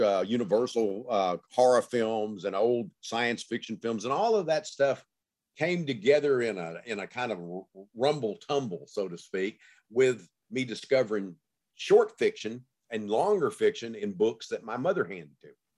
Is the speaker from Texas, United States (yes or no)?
yes; Gladewater, Texas, United States; growing up in Gladewater, Texas, when I did in the nineteen fifties, sixties, you know, early seventies.